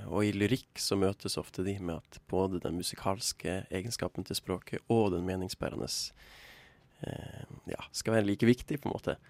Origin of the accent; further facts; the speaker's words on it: Tromsø, Troms, Norway; Jeg kommer fra Tromsø